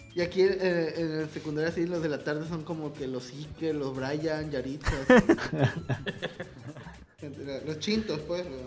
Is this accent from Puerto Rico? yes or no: no; Mexico; como mexicano, como niño mexicano